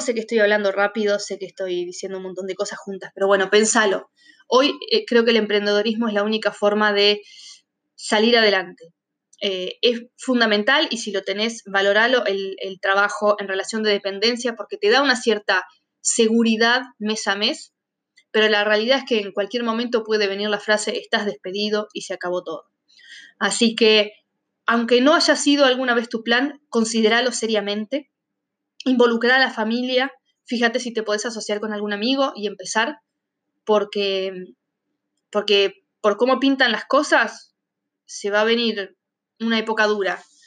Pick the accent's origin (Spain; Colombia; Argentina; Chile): Argentina; moved away